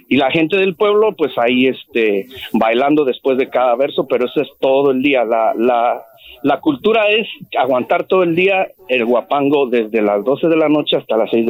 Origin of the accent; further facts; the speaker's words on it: Guanajuato, Mexico; porque hoy es, 15 de mayo y yo soy de Guanajuato.